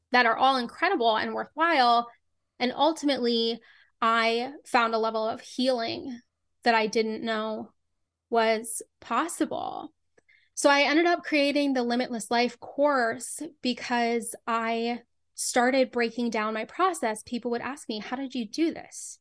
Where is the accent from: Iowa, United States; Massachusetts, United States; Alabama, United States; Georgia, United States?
Massachusetts, United States; Boston; I grew up in Boston